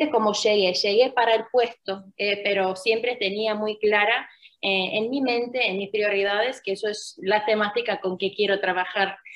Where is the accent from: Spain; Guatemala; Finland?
Finland; accent: Argentine; Spanish is a second language; moved away; also born or lived in Argentina; originalmente soy de Finlandia, nací